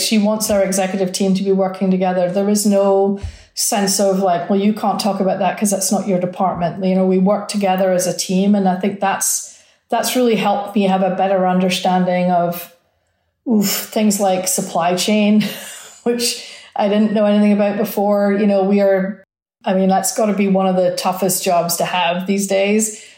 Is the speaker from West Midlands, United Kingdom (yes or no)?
no; Scotland, United Kingdom; also born or lived in Milwaukee; now in Arizona, United States; I come from Scotland